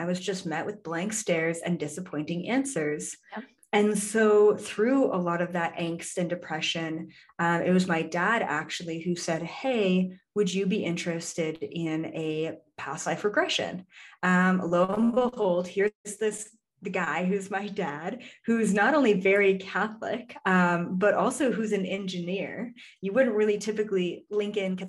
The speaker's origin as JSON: {"language": "English", "country": "Canada", "moved": "yes", "said": "I'm Canadian originally"}